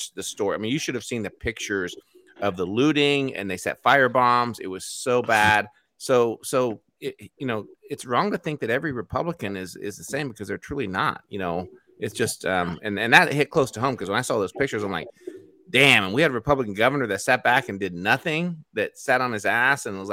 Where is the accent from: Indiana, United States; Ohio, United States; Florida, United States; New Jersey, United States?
Indiana, United States; born or raised there; moved away